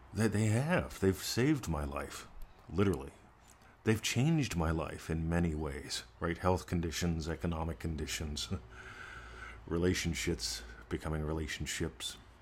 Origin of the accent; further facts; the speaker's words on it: United States; moved away; I'm an American expat.